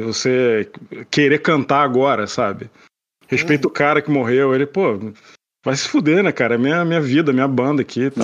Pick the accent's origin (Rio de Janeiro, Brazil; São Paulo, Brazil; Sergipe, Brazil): Rio de Janeiro, Brazil; Petrópolis; moved away as an adult; now in Canada; eu sou de Petrópolis e morava no Rio, né? Me mudei pro Rio em 2008